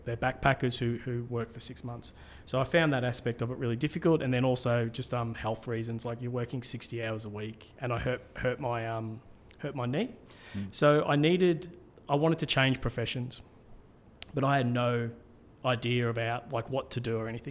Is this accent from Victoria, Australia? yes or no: yes; Melbourne, Victoria, Australia; moved away as an adult; also born or lived in Cairns, Queensland; I grew up in Melbourne, and then I moved to Cairns, and I lived in Cairns for about 15 years.